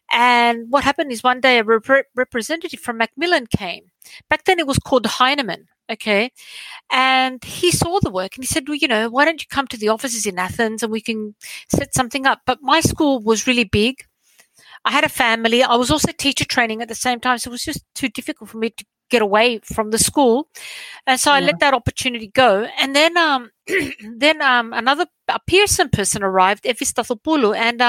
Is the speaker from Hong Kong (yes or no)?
no; Sydney, New South Wales, Australia; moved away as an adult; also born or lived in southern Greece; now in Greece; I'm Australian, okay? So I was born and raised in Australia, did my studies there, moved to Greece